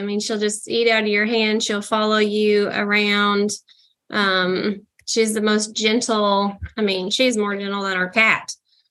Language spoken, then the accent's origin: English; Fayetteville, Arkansas, United States; now in Westville, United States; I grew up in Fayetteville, Arkansas, which is not, I mean, it's not a Dallas by any means, but definitely not country.